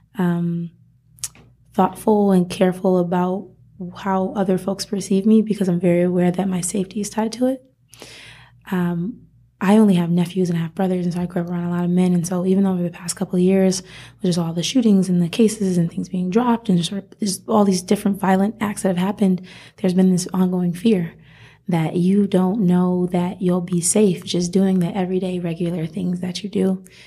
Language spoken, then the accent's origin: English; Rochester, New York, United States; moved away as an adult; also born or lived in Miami; now in Las Vegas, United States; I grew up in Rochester, New York